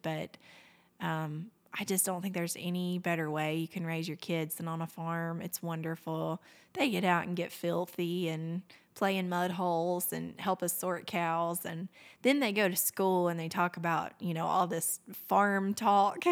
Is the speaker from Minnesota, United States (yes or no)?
no; Fort Payne, Alabama, United States; growing up in Fort Payne